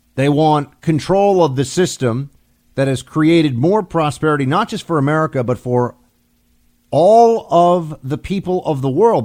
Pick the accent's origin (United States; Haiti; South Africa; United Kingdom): United States; New York; my home state of New York